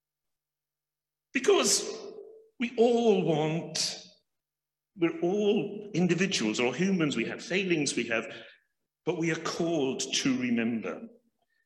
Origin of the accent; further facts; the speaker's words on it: Wales, United Kingdom; as a Welshman